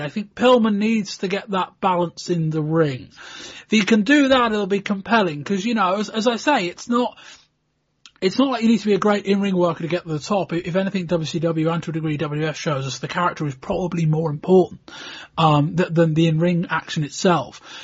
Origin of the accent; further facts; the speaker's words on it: United Kingdom; we're British